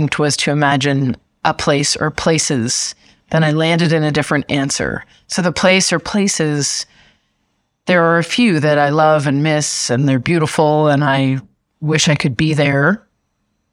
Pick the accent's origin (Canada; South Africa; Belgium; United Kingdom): Canada; moved away; also born or lived in United States / Brazil / Germany; I am Canadian, but I've lived extensively in the United States